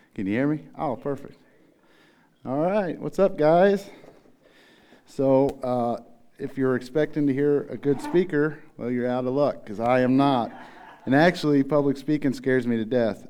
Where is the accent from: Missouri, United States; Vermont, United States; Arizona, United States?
Missouri, United States; Tecumseh; also born or lived in Farmington; I was born in the Trouse, is what we called it. It was half home, half trailer together in Tecumseh, Missouri